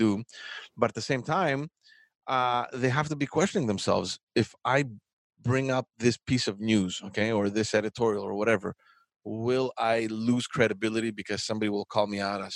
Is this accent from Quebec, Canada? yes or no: yes; Montreal, Quebec, Canada; I remember growing up in Montreal